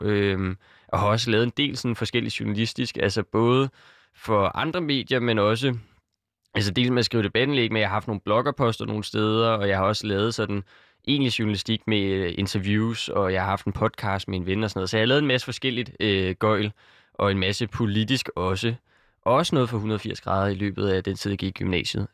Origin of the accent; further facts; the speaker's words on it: Copenhagen, Capital Region of Denmark, Denmark; jeg kommer her fra København og har boet hele mit liv